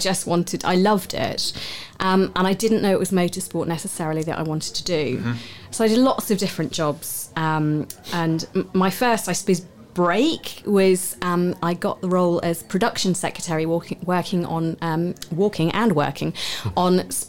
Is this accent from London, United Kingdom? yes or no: no; Southampton, South East England, United Kingdom; born there; It worked because I was born in Southampton.